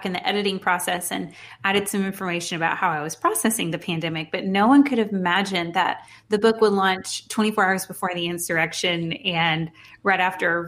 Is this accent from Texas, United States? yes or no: yes; Houston, Texas, United States; moved away as an adult; now in Dallas, United States; I'm from Houston, so I'm a very proud Houstonian, born and raised